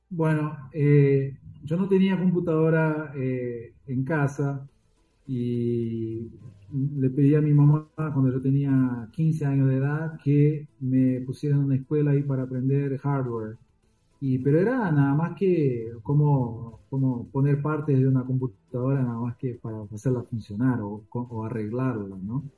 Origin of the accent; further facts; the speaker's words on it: São Paulo, Brazil; also born or lived in Argentina; Mi familia, bueno, se radicaron en Brasil cuando yo tenía tres años de edad